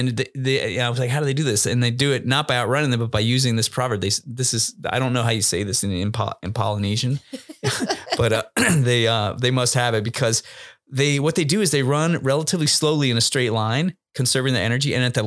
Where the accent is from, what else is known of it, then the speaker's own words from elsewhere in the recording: Thailand; born there; Yeah. I was born in Thailand.